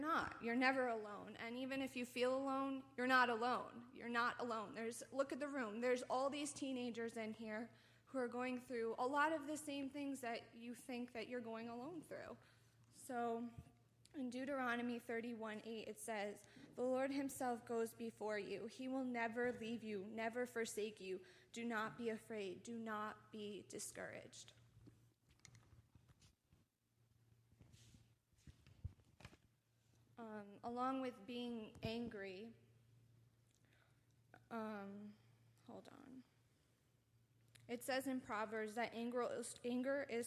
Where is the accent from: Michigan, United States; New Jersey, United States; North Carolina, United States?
New Jersey, United States; I'm from New Jersey.